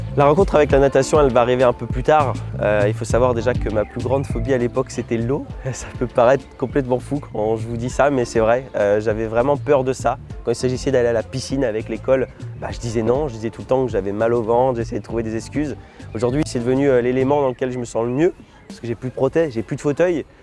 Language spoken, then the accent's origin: French; Lunéville, Grand Est, France; je suis né en Lorraine, plus précisément euh, à côté de Nancy, Lunéville